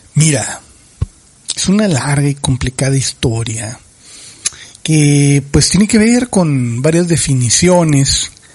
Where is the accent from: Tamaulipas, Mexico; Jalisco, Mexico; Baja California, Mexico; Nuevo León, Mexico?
Baja California, Mexico; Ejido Michoacán de Ocampo; mi tierra natal con crepúsculos arrebolados llamado Ejido Michoacán de Ocampo de los Altos